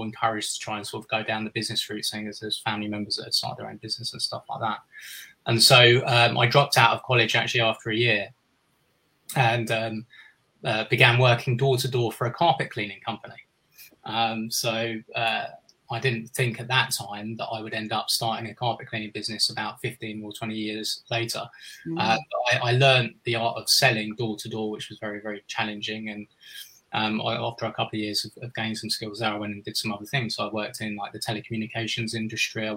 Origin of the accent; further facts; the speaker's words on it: Kingston upon Thames, London, United Kingdom; I was born in 1979 in Kingston-upon-Thames, which is just on the outskirts of southwest London, near Wimbledon, where people will be familiar with the tennis, and that's actually where I've been living like most of my life